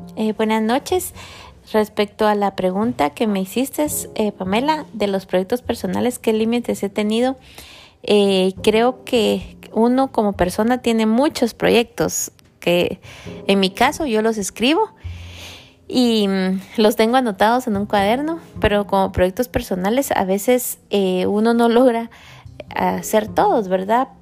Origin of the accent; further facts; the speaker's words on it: Guatemala; moved away as an adult; nosotros somos de Guatemala y venimos hace 18 años aproximadamente